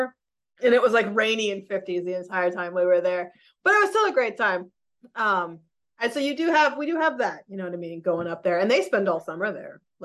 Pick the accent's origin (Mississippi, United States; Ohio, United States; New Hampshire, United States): New Hampshire, United States; also born or lived in Massachusetts; now in Albany area, New York, United States; Most of my life, I grew up in New Hampshire. Before that was Massachusetts